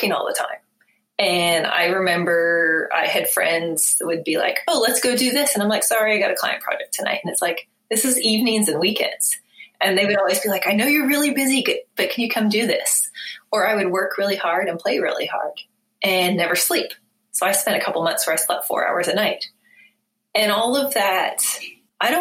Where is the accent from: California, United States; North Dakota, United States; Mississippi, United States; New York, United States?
California, United States; Bay Area; moved away as an adult; also born or lived in New Zealand; now in Eugene, United States; I'm from the Bay Area